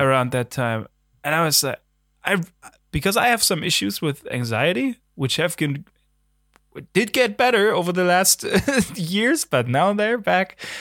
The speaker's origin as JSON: {"language": "English", "country": "Germany", "accent": "German", "second_language": "English", "said": "there's my German again"}